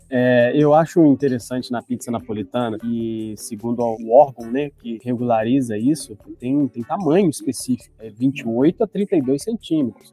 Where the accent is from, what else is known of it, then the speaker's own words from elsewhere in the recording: Minas Gerais, Brazil; A gente já é mineiro mineiro